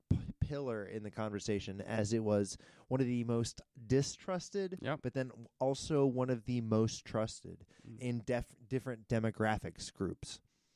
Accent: United States; as a American citizen.

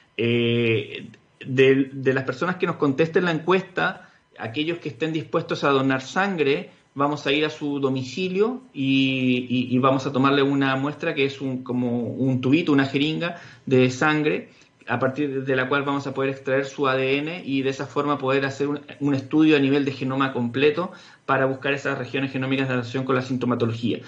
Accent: Chile

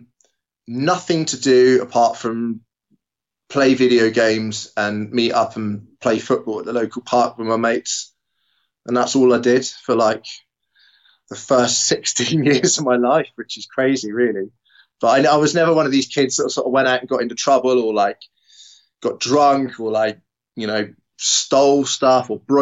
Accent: Bradninch, South West England, United Kingdom; born and bred Devon boy

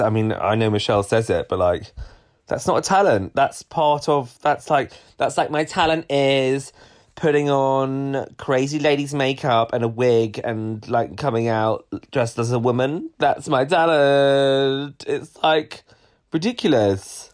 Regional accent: United Kingdom; also born or lived in London; us Brits

